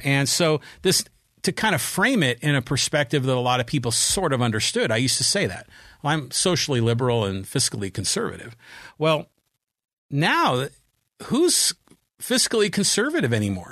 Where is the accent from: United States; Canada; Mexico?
United States; Poway, California; here in my hometown of Poway